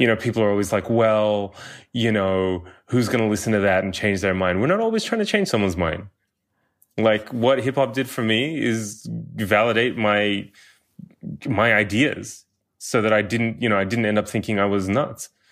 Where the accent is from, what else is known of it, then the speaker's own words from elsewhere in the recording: Australia; growing up in Australia